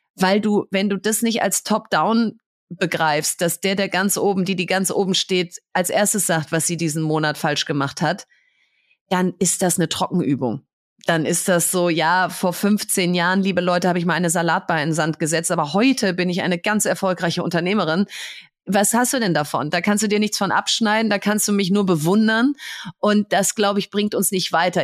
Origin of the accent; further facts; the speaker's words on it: Bielefeld, North Rhine-Westphalia, Germany; now in Berlin, Germany; Ich bin in Bielefeld im Prinzip in der Fußgängerzone aufgewachsen